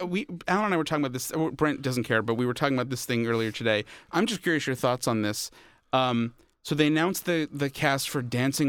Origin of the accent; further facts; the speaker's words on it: New York, United States; They look to me like the guys I grew up with on on Long Island.